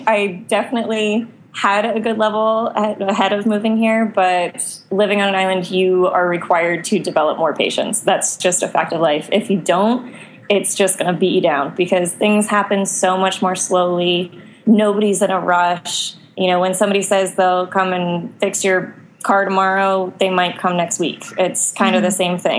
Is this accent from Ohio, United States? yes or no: no; Boston, Massachusetts, United States; moved away as an adult; now in Roatan, Honduras; I grew up in the Boston area.